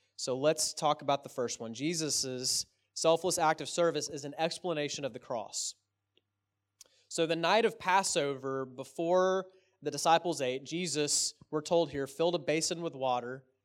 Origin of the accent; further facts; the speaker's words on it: Texas, United States; I'm from Texas